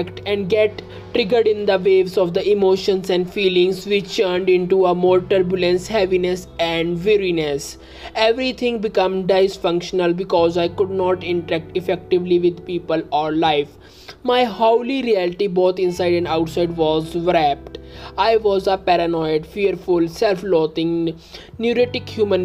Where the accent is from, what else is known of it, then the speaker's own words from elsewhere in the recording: India; I am from India